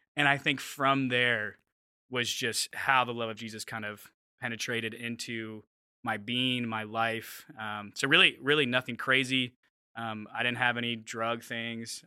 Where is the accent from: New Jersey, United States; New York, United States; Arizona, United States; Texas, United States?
Arizona, United States; Mesa; moved away as an adult; also born or lived in Los Angeles, California / Seattle area; now in Seattle, United States; I'm from Phoenix, Arizona, which I think you guys know that. Uh, from a little suburb outside of it called Mesa. Um, it's where all the suburban kids kind of go from Phoenix. So grew up there, was there for 19 years through high school